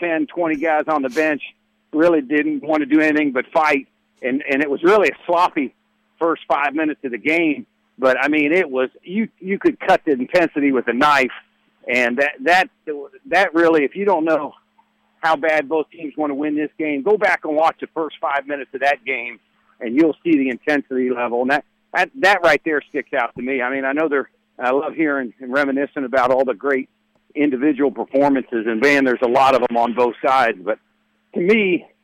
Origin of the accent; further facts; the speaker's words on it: Ohio, United States; now in Louisville, United States; I grew up in Ohio